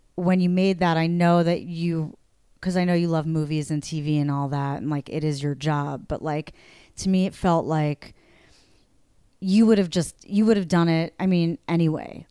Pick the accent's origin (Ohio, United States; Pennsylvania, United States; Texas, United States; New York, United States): New York, United States; I'm from New York